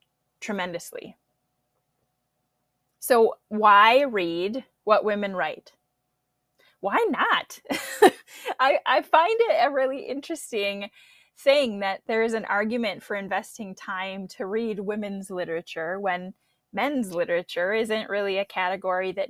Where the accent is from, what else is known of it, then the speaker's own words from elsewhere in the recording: Twin Cities area, Minnesota, United States; moved away; I'm from the Twin Cities area in Minnesota originally